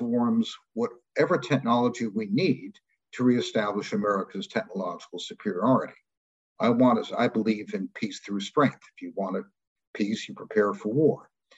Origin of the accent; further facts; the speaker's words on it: United States; an American patriot